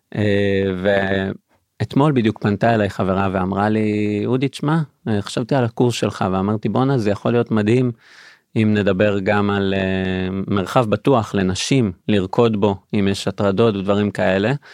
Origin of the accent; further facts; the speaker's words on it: Beersheba, Southern District, Israel; בבאר שבע, עיר הולדתי במקור